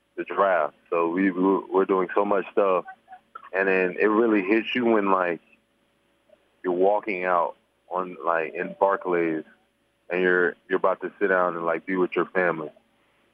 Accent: North Carolina, United States; we're both from North Carolina

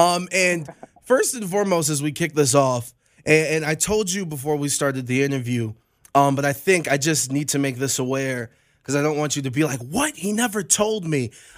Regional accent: Cleveland, Ohio, United States; I'm from Cleveland.

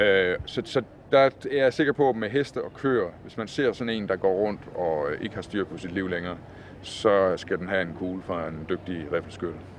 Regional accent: Southern Jutland, Southern Denmark, Denmark; da jeg var dreng, og vi sad foran fjernsynet derhjemme i Sønderjylland

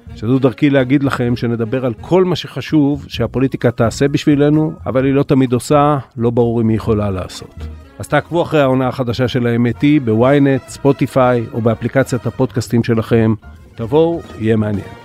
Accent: Eilat, Southern District, Israel; בתור ילד באילת

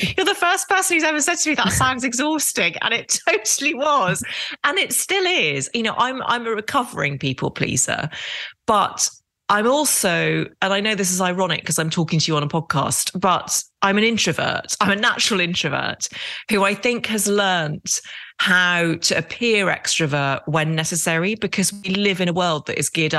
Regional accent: Derry, Northern Ireland, United Kingdom; accent: English; also born or lived in Epsom, Surrey; I speak with a very English accent, and I was born outside London in a place called Epsom in Surrey and spent the first 4 years of my life there. And then my dad got a job as a surgeon in Derry in Northern Ireland.

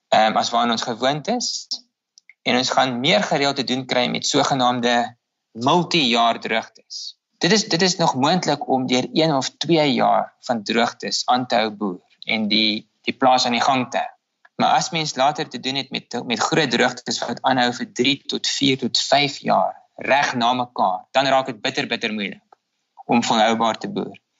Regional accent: South Africa; Ons as Suid-Afrikaners

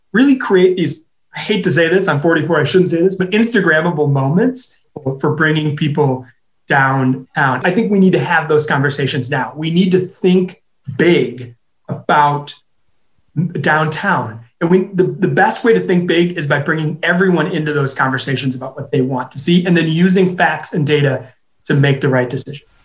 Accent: Minneapolis, Minnesota, United States; now in Madison, United States; Minneapolis, my hometown

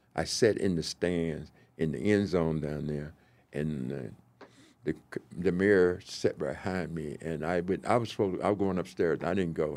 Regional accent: the South, United States; moved away as an adult; also born or lived in Minnesota; now in Kansas City, United States; I came from the South

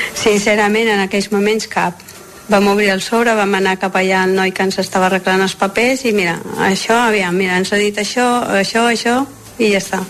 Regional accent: Galicia, Spain; moved away; com que jo sóc gallega, sempre parlàvem en castellà

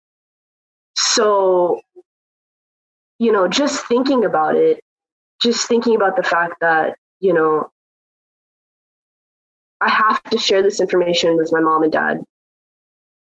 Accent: Pakistan; I'm from Pakistan. I've grown up with that culture

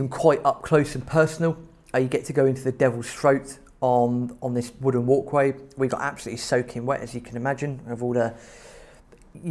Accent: England, United Kingdom; we're English

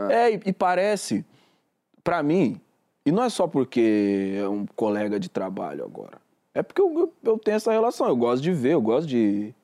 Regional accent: São Paulo, Brazil; Eu sou de São Paulo

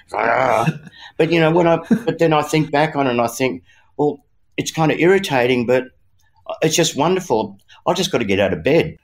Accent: Australia; as an Aussie boy

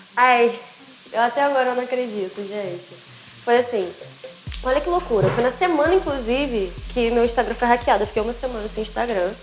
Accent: Niterói, Rio de Janeiro, Brazil; Eu nasci em Niterói

